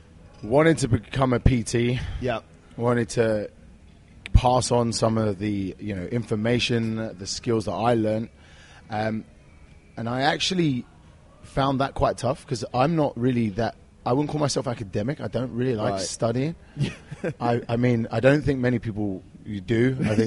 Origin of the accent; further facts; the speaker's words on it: London, United Kingdom; So basically, I was a young kid growing up in North London.